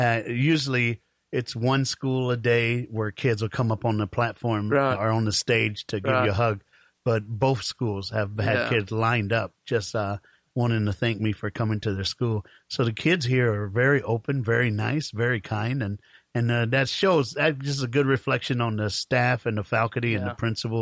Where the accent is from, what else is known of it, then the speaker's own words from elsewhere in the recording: Fort Myers, Florida, United States; I'm from Fort Myers, Naples, all